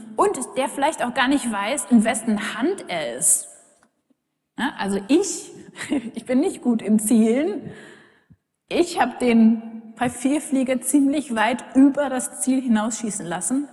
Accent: Germany; wir uns als Deutsche

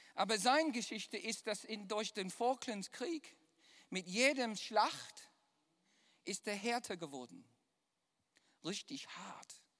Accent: Düsseldorf, North Rhine-Westphalia, Germany; accent: Düsseldorfer; mein wunderbarer, viel Jahre geformter Düsseldorfer Akzent

